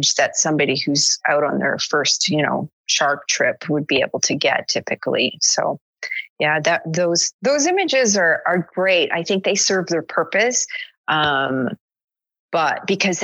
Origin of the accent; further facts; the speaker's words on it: Canada; I'm from Canada